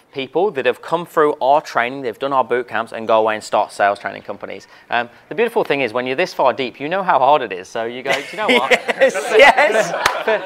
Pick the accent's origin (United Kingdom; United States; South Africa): United Kingdom; I'm British